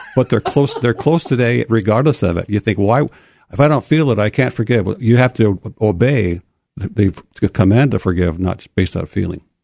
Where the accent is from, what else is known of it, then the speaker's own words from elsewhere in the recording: Port Huron, Michigan, United States; moved away as an adult; also born or lived in Oregon; I grew up in Port Huron, Michigan